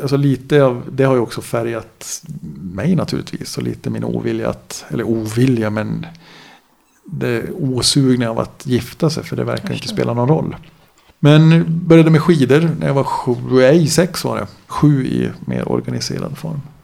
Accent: Gällivare, Norrbotten County, Sweden; Född och uppvuxen då i Gällivare

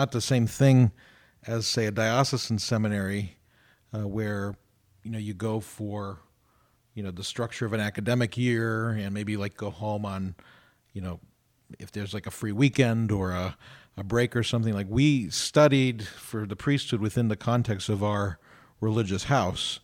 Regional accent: Youngstown, Ohio, United States; now in Columbus, United States; I'm from Ohio. I'm originally from Youngstown.

